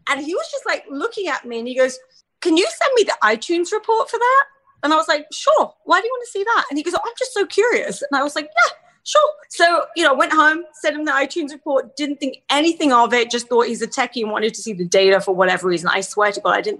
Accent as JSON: {"language": "English", "region": "England", "country": "United Kingdom", "tie": "born or raised there", "moved": "yes"}